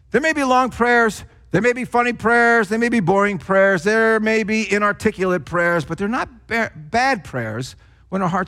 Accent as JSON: {"language": "English", "region": "New Jersey", "country": "United States", "accent": "Jersey", "said": "if it wasn't, you know, for my not so Christian words that I'd often use, then it was because of my Jersey accent, because it was so thick in those days."}